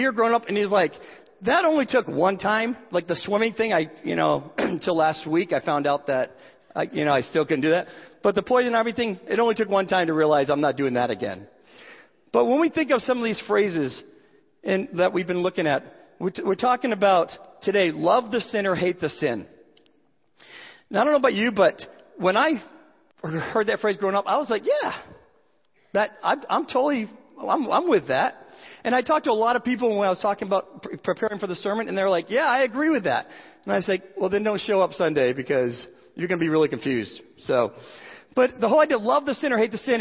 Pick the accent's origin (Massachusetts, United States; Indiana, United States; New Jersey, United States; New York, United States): Massachusetts, United States; Boston; I had an uncle when I grew up in the Boston area